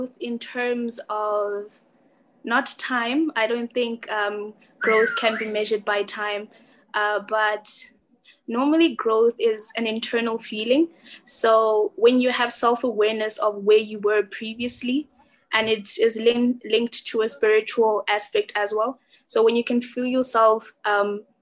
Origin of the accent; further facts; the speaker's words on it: South Africa; I am from South Africa.